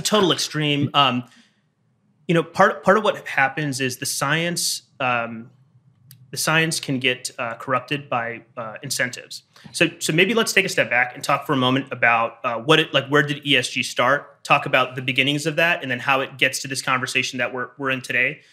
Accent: Michigan, United States; I'm from Michigan

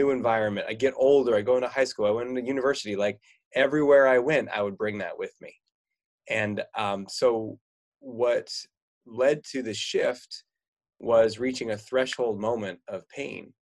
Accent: California, United States; now in Oregon, United States; I grew up in California here in the United States, and now I live in Oregon.

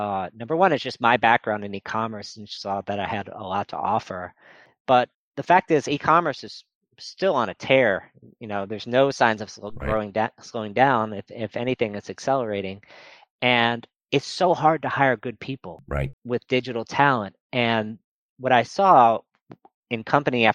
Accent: New Orleans, Louisiana, United States; moved away; also born or lived in Nashville, Tennessee; I grew up in New Orleans

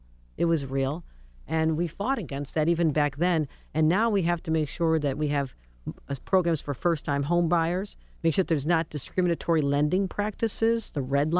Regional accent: Buffalo, New York, United States; And I grew up in Buffalo, and my parents were involved in something called Housing Opportunities Made Equal.

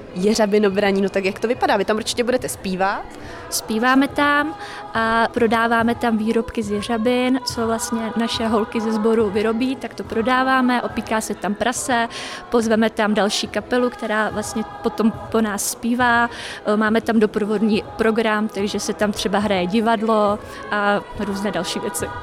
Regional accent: Nasavrky, Pardubice Region, Czechia; Já jsem z Nasavrlk, ale do Trhové kamenice za sborem dojíždím

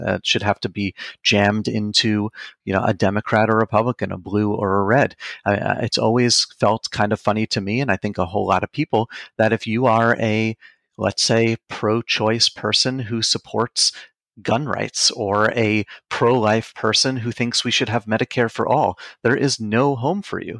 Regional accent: Long Island, New York, United States; born or raised there; also born or lived in Queens, New York

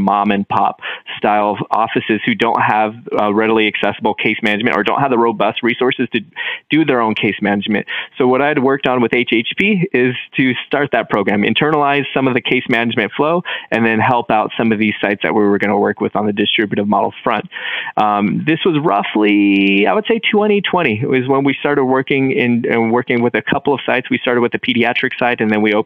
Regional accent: Bakersfield, California, United States; Some of the most desperate and tough situations that I've ever seen in my entire life have been right here in my hometown

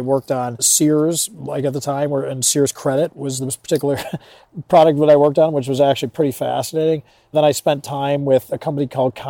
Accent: Chicago, Illinois, United States; I grew up in Chicago and went to college at DePauw University in Greencastle, Indiana.

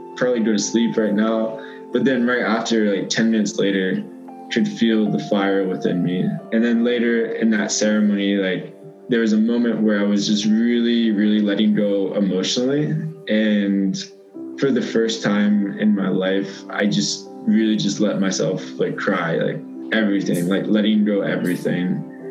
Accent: Leesburg, Virginia, United States; moved away as an adult; growing up in Northern Virginia in small town like Leesburg, Virginia

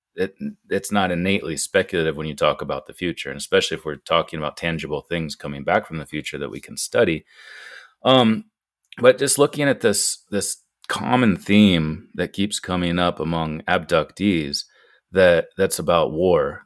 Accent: Ohio, United States; moved away as an adult; also born or lived in France; now in Butte, Montana, United States; my home state of Ohio

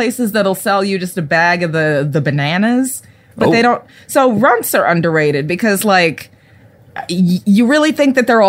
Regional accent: Texas, United States; growing up in South Texas, there weren't a lot of black people.

